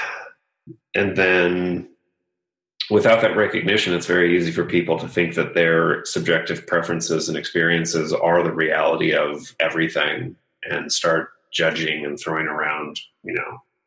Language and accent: English; Los Angeles, California, United States; I grew up in Los Angeles area, so I was deeply impacted by the entertainment industry